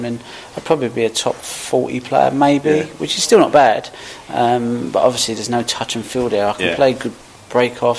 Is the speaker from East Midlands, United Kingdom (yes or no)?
no; Ilford, London, United Kingdom; also born or lived in Birmingham / Essex; I was born in Birmingham, brought up in Ilford. Yep. So Ilford's just on the border of Essex